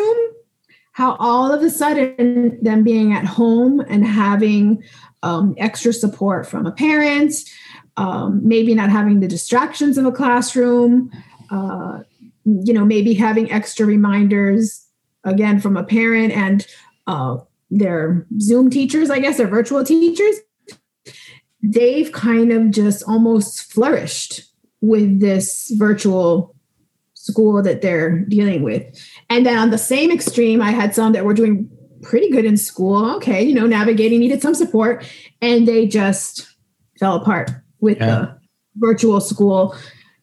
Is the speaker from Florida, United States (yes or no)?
yes; Miami, Florida, United States; I am from Miami, Florida